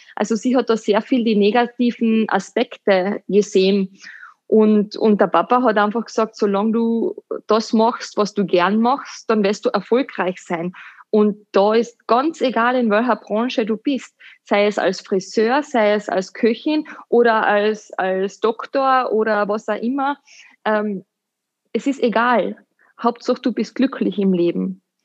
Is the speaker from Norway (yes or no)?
no; Hüttenberg, Carinthia, Austria; moved away as an adult; also born or lived in London / Dubai; Ich bin eine äh, Kärntnerin, eine waschechte, gebürtige Hüttenbergerin und ich bin in einem kleinen Dorf in St. Martin am Silberberg groß geworden